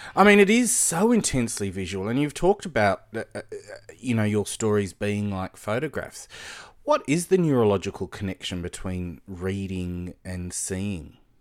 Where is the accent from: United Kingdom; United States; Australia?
Australia; Sydney, New South Wales; I'd say, "Well, Blacktown."